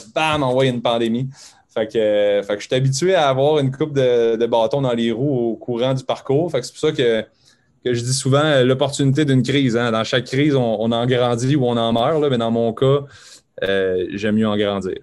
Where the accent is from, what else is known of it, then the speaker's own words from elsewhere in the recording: Montreal, Quebec, Canada; je viens de Montréal à la base